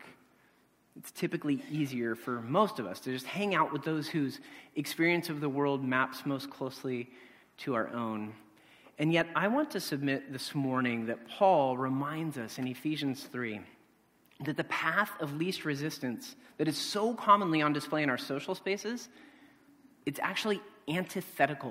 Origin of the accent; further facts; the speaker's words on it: Stockton, California, United States; moved away as an adult; growing up in Stockton, California